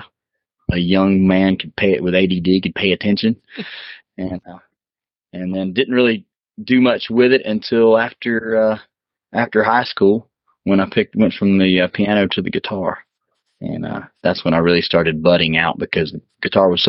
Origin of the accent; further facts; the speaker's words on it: Mobile, Alabama, United States; I spent a lot of time down on the coast whenever I could get away from Mobile